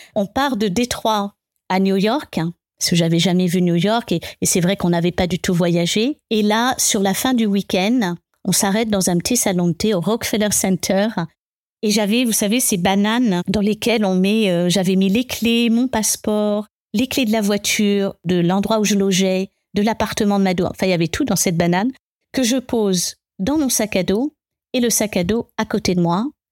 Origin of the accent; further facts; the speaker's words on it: Paris suburbs, Île-de-France, France; moved away as an adult; also born or lived in England / Germany / Argentina; J'ai grandi dans cette banlieue parisienne